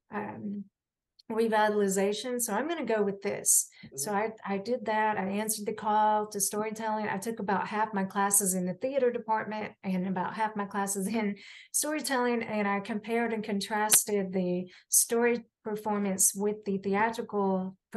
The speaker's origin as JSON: {"language": "English", "town": "Johnson City", "region": "Tennessee", "country": "United States", "tie": "born or raised there", "said": "in my hometown of Johnson City"}